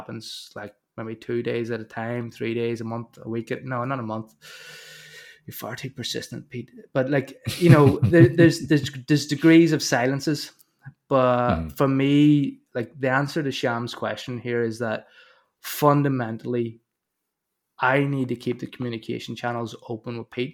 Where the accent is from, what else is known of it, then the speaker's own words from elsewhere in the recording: Northern Ireland, United Kingdom; growing up in Northern Ireland